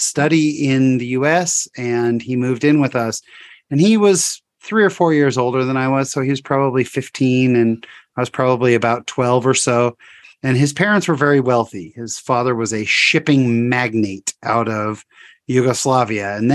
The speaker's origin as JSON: {"language": "English", "town": "San Jose", "region": "California", "country": "United States", "tie": "born or raised there", "also_born_or_lived": "Fullerton, California", "said": "we moved to San Jose, California"}